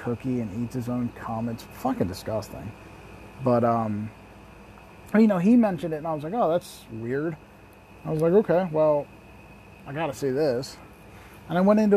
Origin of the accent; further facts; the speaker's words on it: Lancaster, Pennsylvania, United States; I'm from Lancaster City in Lancaster County, Pennsylvania